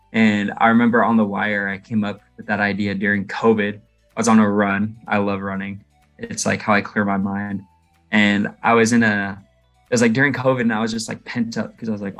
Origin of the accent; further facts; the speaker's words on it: Seattle, Washington, United States; moved away as an adult; now in Southern California, United States; I grew up in Seattle.